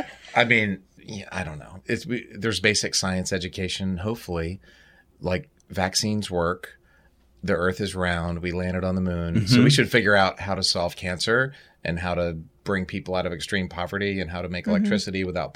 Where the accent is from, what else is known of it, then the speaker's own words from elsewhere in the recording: Baltimore, Maryland, United States; I was an Orioles fan growing up. I grew up in Baltimore.